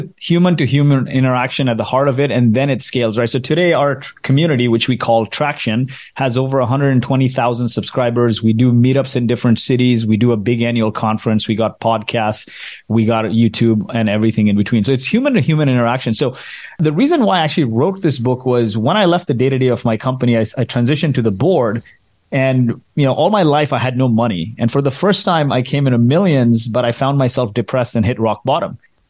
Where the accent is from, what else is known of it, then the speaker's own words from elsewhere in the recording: Kuwait; So I grew up in Kuwait in the Middle East, and my parents are from India, grew up in the slums of Mumbai.